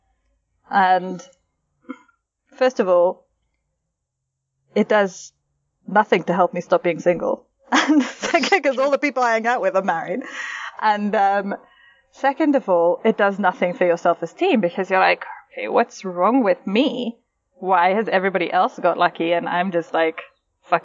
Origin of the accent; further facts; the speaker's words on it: England, United Kingdom; we're English